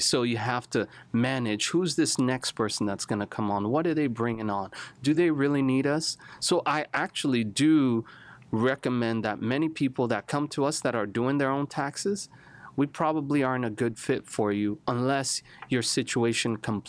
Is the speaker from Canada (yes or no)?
no; Nigeria; So I'm a Nigerian background. Grew up in Nigeria. Grew up kind of all over the place.